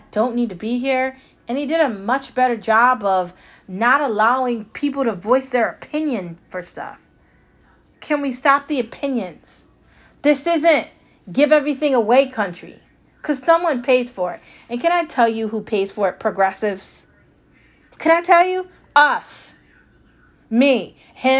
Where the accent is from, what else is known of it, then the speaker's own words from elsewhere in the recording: United States; I'm a middle class American that works for a salary